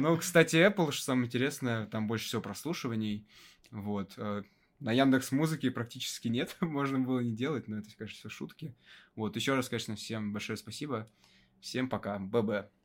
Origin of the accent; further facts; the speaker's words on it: Russia; из моего города, откуда я родом, до него можно добраться на электричке буквально за час-полтора